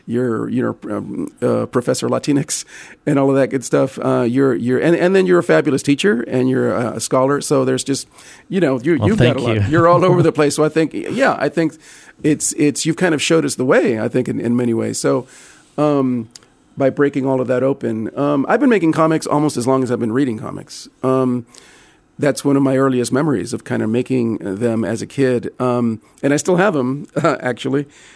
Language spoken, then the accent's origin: English; Texas, United States; Since I grew up in the Valley and in, you know, McAllen has become the epicenter of this thing.